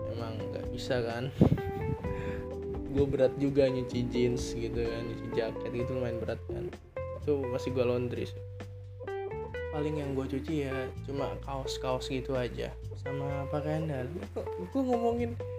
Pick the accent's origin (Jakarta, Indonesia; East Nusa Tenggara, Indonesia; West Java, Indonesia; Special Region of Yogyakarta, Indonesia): West Java, Indonesia; Bekasi; moved away as an adult; now in Jember, Indonesia; gue dari Bekasi ya ibaratnya deket sama ibu kota terus gue ke Jember